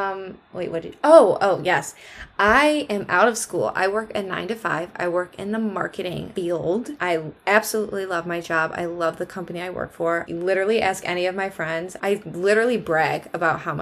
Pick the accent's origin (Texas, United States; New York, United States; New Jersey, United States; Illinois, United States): New York, United States; Central; We grew up in the same small town. We're from Central New York